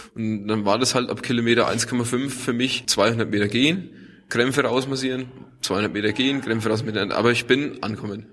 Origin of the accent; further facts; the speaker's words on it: Dingolshausen, Bavaria, Germany; ich komme aus Unterfranken, ja. Nähe von Schweinfurt in Dingolshausen aufgewachsen